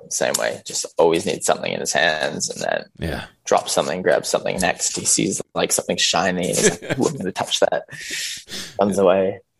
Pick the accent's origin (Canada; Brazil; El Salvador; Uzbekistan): Canada; moved away as an adult; now in Australia; all the boys are half Aussie, half Canadian.